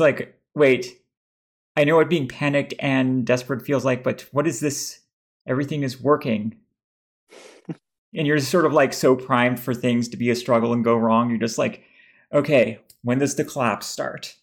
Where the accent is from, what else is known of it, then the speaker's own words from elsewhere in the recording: Texas, United States; somebody who's growing up in Texas mostly